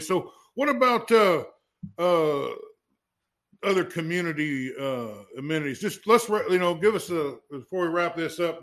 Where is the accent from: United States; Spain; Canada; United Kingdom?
United States; Fairfield, Iowa; I grew up in Fairfield